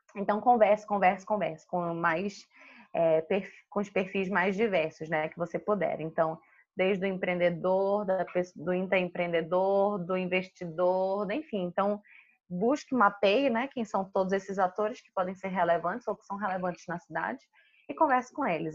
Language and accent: Portuguese; Manaus, Amazonas, Brazil; moved away as an adult; Eu sou de Manaus, eu sou manauara